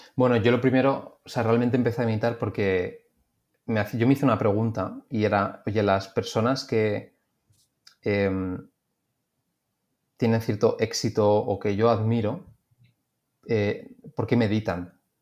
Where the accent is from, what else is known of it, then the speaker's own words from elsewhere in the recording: Madrid, Community of Madrid, Spain; Yo que soy de Madrid